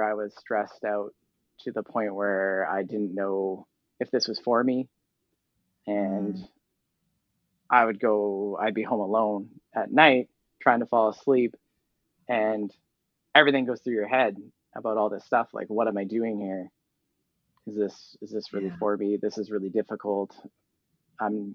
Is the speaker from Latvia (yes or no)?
no; Vancouver, British Columbia, Canada; moved away as an adult; I grew up in Vancouver area